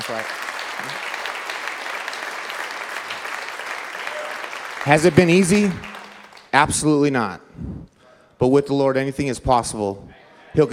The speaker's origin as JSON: {"language": "English", "region": "Southern California", "country": "United States", "said": "I'm from Southern California."}